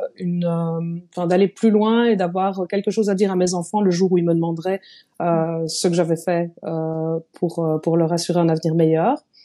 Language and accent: French; Liège, Wallonia, Belgium; je suis belge, donc euh, je viens de Liège